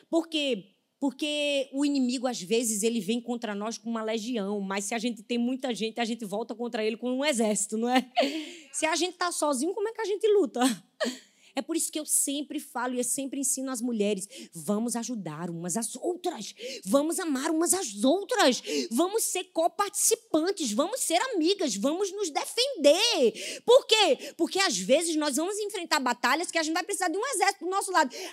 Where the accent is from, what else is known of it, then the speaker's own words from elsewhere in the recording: Northeast Region, Brazil; eu sou do Nordeste.